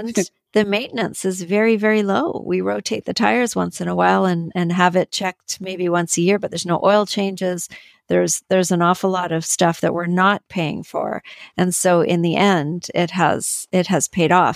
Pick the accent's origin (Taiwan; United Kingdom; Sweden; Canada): Canada; I'm from Canada.